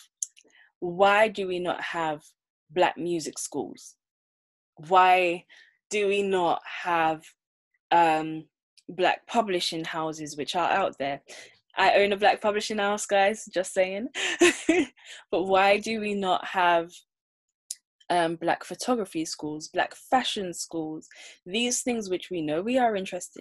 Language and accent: English; Jamaica; now in United Kingdom; growing up in Jamaica